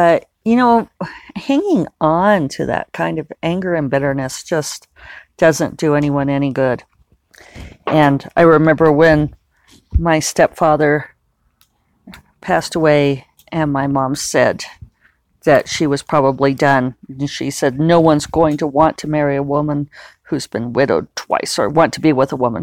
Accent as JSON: {"language": "English", "country": "United States", "said": "me being American"}